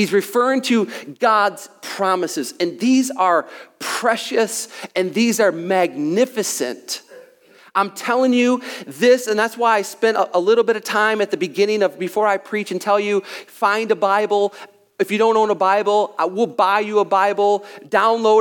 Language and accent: English; United States; by nature, I'm an American